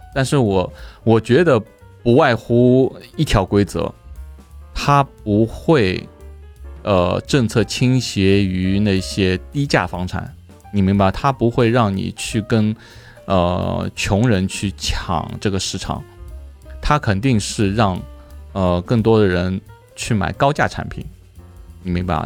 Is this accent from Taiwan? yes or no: no; China; now in Thailand; 我们中国人来说，我中国过来